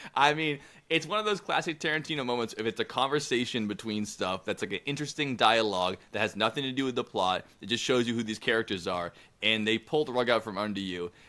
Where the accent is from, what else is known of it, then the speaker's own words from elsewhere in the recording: United States; I'm an American